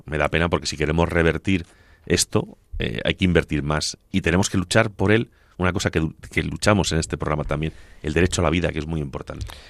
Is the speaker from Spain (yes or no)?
yes; Agudo, Castilla-La Mancha, Spain; cuando era niño, en mi tierra, allí en Ciudad Real, en Agudo